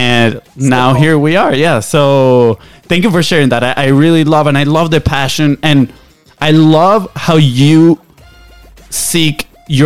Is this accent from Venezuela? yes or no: yes; Venezuela; English is a second language; now in United States; we're from Venezuela, right? So we came here on a soccer scholarship.